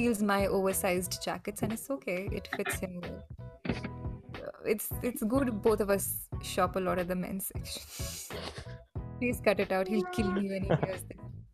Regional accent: Himachal Pradesh, India; I am from Himachal

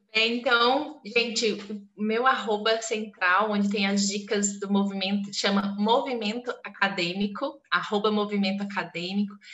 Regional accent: southeast of the state of Pará, Brazil; moved away; Eu sou do estado do Pará, do sudeste do estado do Pará

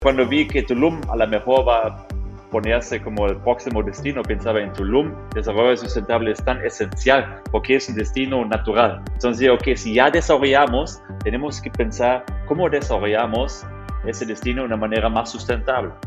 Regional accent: Germany; Spanish is a second language; now in Mexico; Yo soy un, mexicano de corazón, pero de origen Alemania

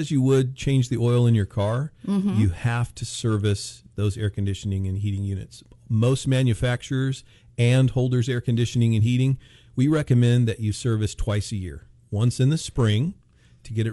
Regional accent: Bakersfield, California, United States; born and raised in Bakersfield, California

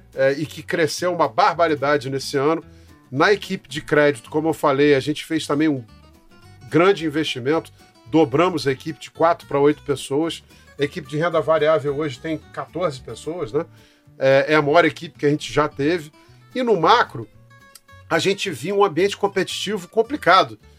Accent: Rio de Janeiro, Brazil; moved away as an adult; now in São Paulo, Brazil; Eu sou carioca, flamenguista, economista, formado na PUC do Rio de Janeiro

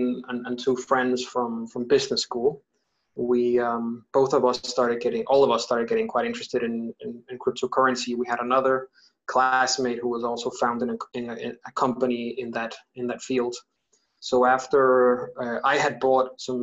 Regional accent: Denmark; also born or lived in London, United Kingdom; now in Bogota, Colombia; I'm originally from Denmark.

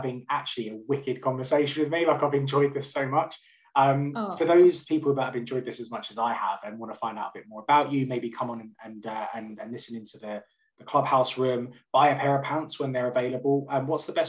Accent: London, United Kingdom; moved away as an adult; now in West Midlands, United Kingdom; I'm originally from North London, and me and my wife moved up to the West Midlands to be closer to her family about a year and a half ago

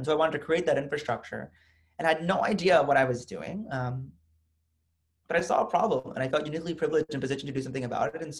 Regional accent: United States; as an American Muslim, as a progressive, as a student

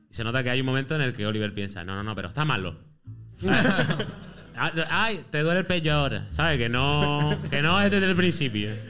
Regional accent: Canary Islands, Spain; yo que soy canario.

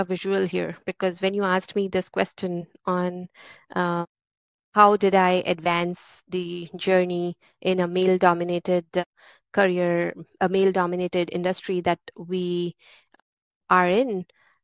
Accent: India; moved away as an adult; now in San Francisco Bay Area, United States; I grew up in India, but now I have spent more time in San Francisco Bay Area than in India

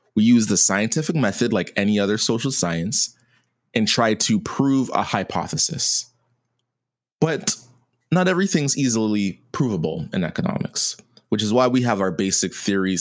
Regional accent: Canada; me as a Canadian

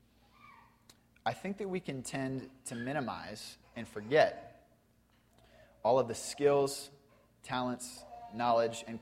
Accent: Spokane, Washington, United States; I grew up in Indian Trail. I went to Assumption and I graduated from North Central

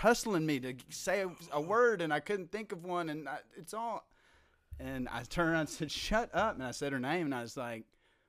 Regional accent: Appalachia, United States; accent: Appalachian

